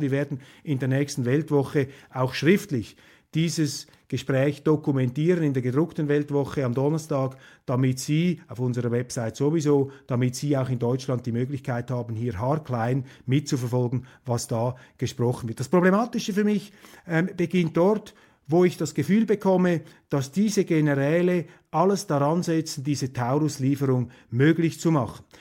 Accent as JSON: {"language": "German", "country": "Switzerland", "said": "als Vierteldeutscher und als Schweizer"}